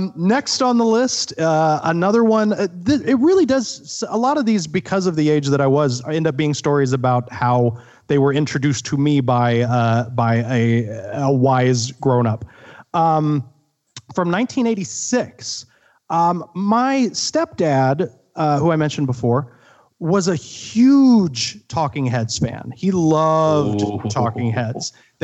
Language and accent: English; Midwest, United States; And I'm from the Midwest. I knew towns kind of like that.